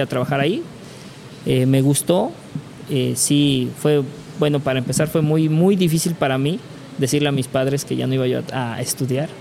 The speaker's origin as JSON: {"language": "Spanish", "town": "Córdoba", "region": "Veracruz", "country": "Mexico", "also_born_or_lived": "Playa del Carmen", "said": "éramos dos de Córdoba"}